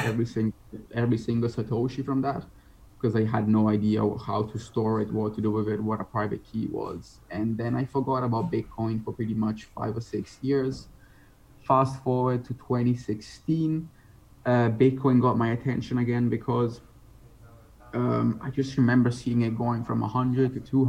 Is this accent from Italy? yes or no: yes; Italy; moved away as an adult; also born or lived in United Kingdom / Netherlands; now in Bali, Indonesia; I was born and raised in Italy